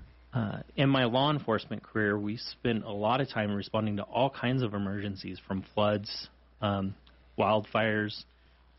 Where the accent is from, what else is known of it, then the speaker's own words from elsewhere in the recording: Redlands, California, United States; moved away as an adult; also born or lived in Texas / Wyoming; now in Sheridan, United States; I was born in Texas, but grew up in Redlands, California, and graduated from school there